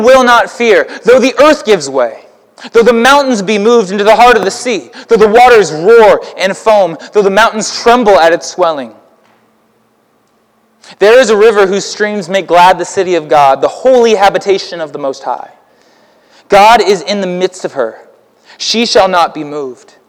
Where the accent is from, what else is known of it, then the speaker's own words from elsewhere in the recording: Houston, Texas, United States; now in Alton, United States; We in Houston